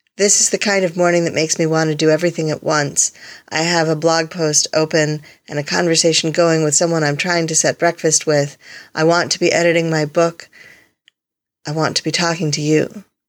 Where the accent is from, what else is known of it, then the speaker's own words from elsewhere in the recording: Connecticut, United States; moved away; The house I grew up in in Connecticut